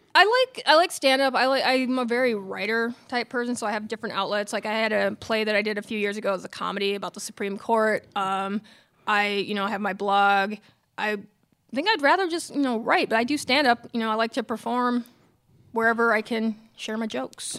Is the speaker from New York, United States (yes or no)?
no; Minneapolis, Minnesota, United States; also born or lived in Massachusetts; I am from Minneapolis, but I went to college in Massachusetts